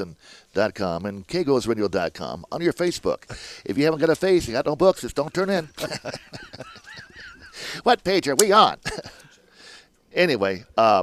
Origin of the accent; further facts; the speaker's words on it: Olympia, Washington, United States; moved away as an adult; now in Las Vegas, United States; I'm from the Pacific Northwest, Olympia, Washington.